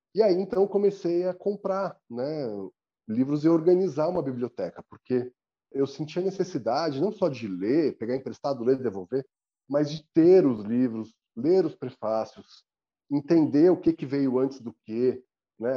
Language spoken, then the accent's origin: Portuguese; São Paulo, Brazil; eu tenho 42 anos, sou paulistano